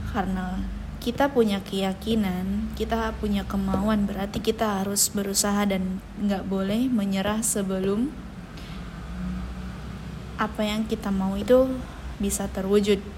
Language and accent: Indonesian; Tasikmalaya, West Java, Indonesia; now in Ternate, Indonesia; Saya berasal dari Tasikmalaya, eh, terlahir dari keluarga sederhana sebagai anak tunggal.